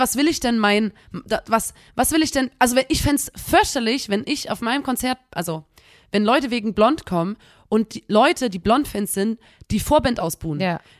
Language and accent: German; Chemnitz, Saxony, Germany; wir kommen aus Chemnitz